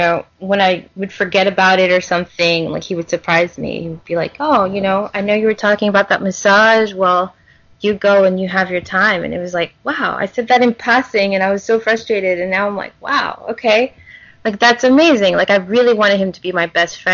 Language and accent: English; Louisiana, United States; growing up in Louisiana